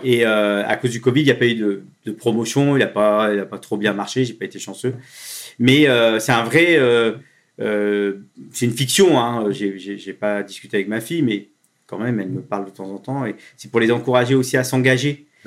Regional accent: Le Havre, Normandy, France; moved away; au Havre, dans ma ville natale

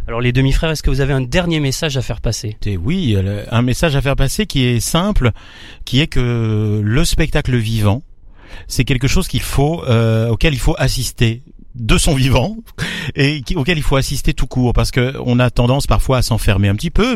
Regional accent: Beauce, Centre-Val de Loire, France; moved away; also born or lived in Tours / Paris; je suis né euh, dans, le au cœur de la Beauce, dans les blés, euh, et ensuite j'ai migré vers la Touraine, Tours

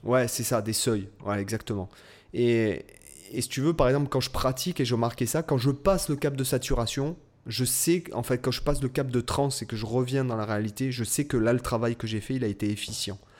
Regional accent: Toulon, Provence-Alpes-Côte d'Azur, France; j'étais de Toulon

